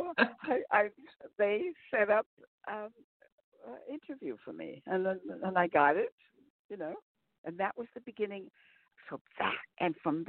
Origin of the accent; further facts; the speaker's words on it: Albert Lea, Minnesota, United States; now in Cardiff by the Sea, United States; I was from Albert Lea, Minnesota, which is 100 miles south of Minneapolis